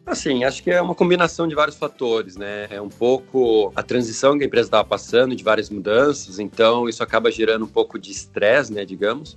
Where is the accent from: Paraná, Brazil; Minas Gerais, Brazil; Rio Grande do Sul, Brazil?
Paraná, Brazil; Curitiba; moved away as an adult; now in Italy; sou de Curitiba, Paraná.